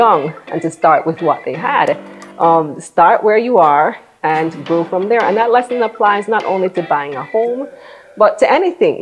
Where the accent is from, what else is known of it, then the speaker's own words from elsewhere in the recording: Belize; moved away as an adult; now in Jamaica; I'm actually from Belize, born and raised